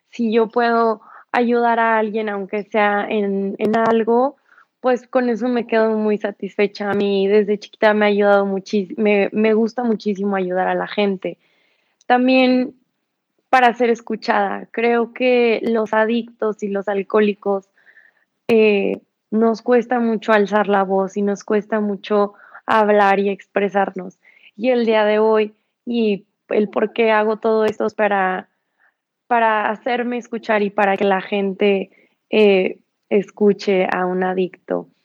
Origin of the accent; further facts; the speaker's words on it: San Luis Potosí, Mexico; now in Mexico City, Mexico; Eh, tengo 20 años de edad. Soy de San Luis Potosí. Actualmente vivo en Ciudad de México.